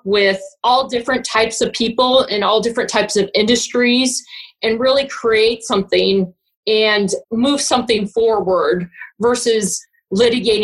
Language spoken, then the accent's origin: English; Gary, Indiana, United States; also born or lived in Chicago, Illinois; now in St. Louis, United States; I'm originally from Gary, Indiana